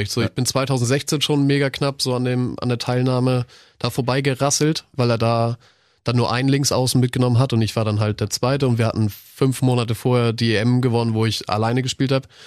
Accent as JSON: {"language": "German", "country": "Croatia", "said": "ich bin Kroate, ich bin Kroate."}